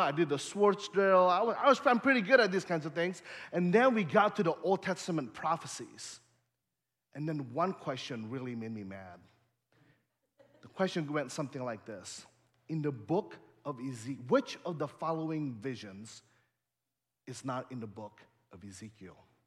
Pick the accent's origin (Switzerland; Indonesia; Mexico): Indonesia; also born or lived in Bay Area, California, United States / Chicagoland, Illinois, United States; now in Holland, Michigan, United States; I, I grew up in Indonesia